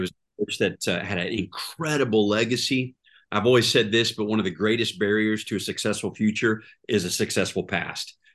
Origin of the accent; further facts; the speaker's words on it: Tulsa, Oklahoma, United States; I grew up here in Tulsa, Oklahoma